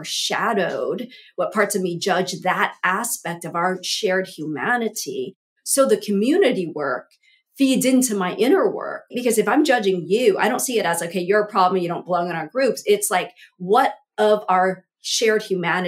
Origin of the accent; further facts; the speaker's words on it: Southern California, United States; also born or lived in Vietnam; I was born in Vietnam, fled here with my family as a toddler, as an infant, essentially, and grew up as basically, we were like the only Asian family in a very white Southern California town